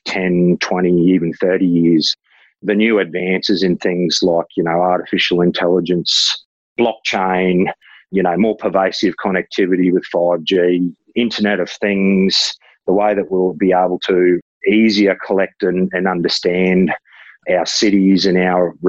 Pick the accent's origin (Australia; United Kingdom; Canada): Australia; Ipswich, Queensland; I was born in Ipswich, haven't lived in Ipswich my whole life, but have sort of always sort of lived in the sort of outer region